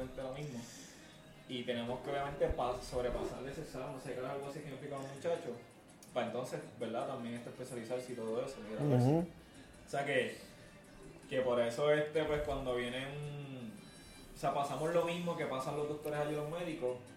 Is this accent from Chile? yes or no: no; Puerto Rico